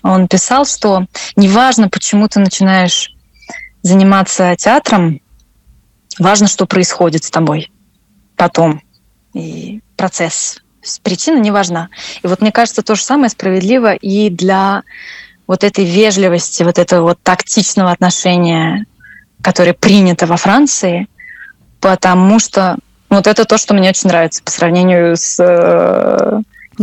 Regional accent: Russia; moved away as an adult; also born or lived in France / Scotland; я родилась в России

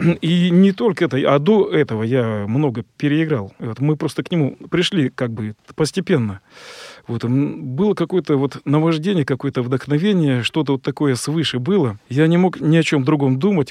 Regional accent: Kostroma, Kostroma Oblast, Russia; я из Костромы, там у нас вокруг леса.

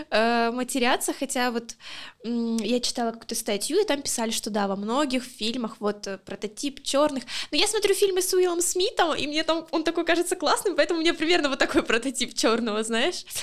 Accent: Luhansk, Luhansk Oblast, Ukraine; Э, я из Луганска, если кто еще, блин, не знает.

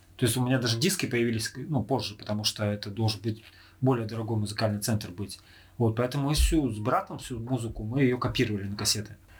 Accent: Irkutsk, Irkutsk Oblast, Russia; мы э, родом из Иркутска

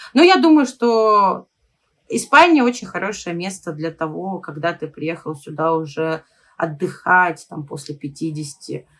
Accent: Russia; moved away as an adult; now in Barcelona, Spain; я из России

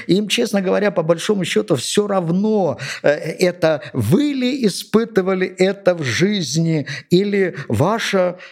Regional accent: Georgia; я родился и вырос здесь, в Грузии

